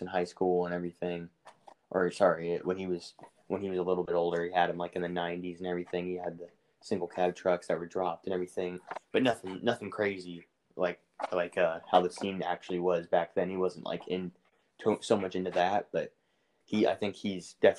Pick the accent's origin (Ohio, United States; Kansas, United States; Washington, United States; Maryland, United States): Kansas, United States; now in Arizona, United States; I'm originally from Kansas. I'm hiding out in Arizona right now